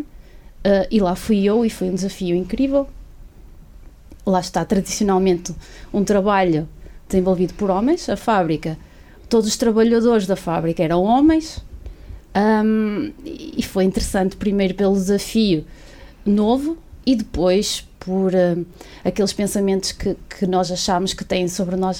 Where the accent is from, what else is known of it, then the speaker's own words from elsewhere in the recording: Barcelos, Norte, Portugal; Eu sou de Barcelos, vivo em Barcelos.